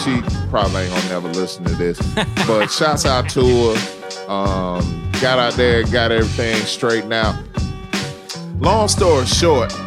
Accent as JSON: {"language": "English", "region": "the South", "country": "United States", "said": "I'm from the South. We the Southern Vanguard"}